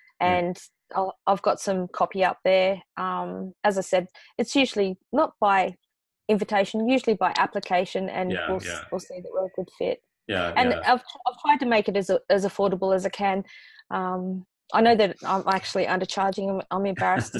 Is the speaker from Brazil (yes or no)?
no; Australia; And I'm Australian